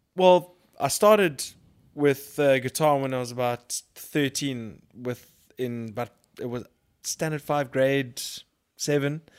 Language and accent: English; Durban, KwaZulu-Natal, South Africa; I grew up in Durban